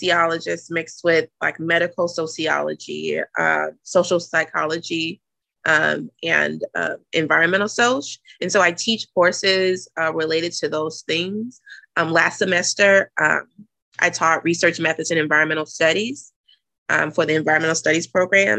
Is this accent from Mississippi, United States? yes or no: yes; Jackson, Mississippi, United States; moved away as an adult; also born or lived in Nashville, Tennessee; now in Boston, United States; I'm originally from Jackson, Mississippi, but I finished grad school at Vanderbilt. So prior to coming to Boston, I was in Nashville, Tennessee for 6 years